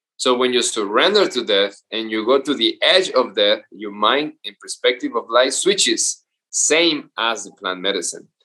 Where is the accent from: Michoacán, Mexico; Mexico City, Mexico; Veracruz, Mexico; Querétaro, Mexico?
Veracruz, Mexico; moved away; Veracruz from where I'm from